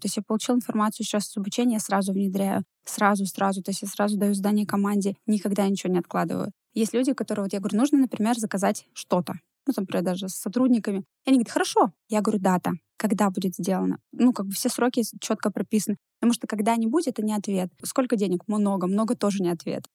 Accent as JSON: {"language": "Russian", "town": "Ivanovo", "region": "Ivanovo Oblast", "country": "Russia", "moved": "as an adult", "lives_now": "Yekaterinburg, Russia", "said": "Я же не из Екатеринбурга, а я из маленького города, ну, это, в принципе, областной город из города Иваново. И когда в Екатеринбург мы приехали"}